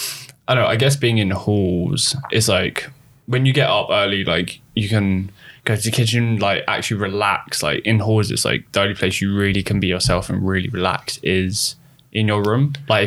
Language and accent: English; London, United Kingdom; moved away as an adult; now in Southampton, United Kingdom; I'm a cinematographer from London who's currently studying at Solent, Southampton University.